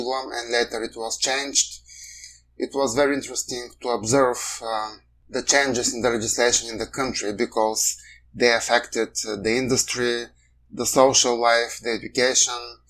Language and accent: English; Bulgaria; moved away as an adult; now in Canada; my home country has very serious challenges in the rule of law, even as a member of the European Union and NATO.